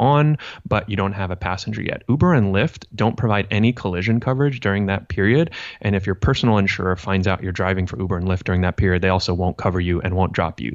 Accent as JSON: {"language": "English", "town": "Santa Monica", "region": "California", "country": "United States", "tie": "born or raised there", "said": "I grew up in Santa Monica"}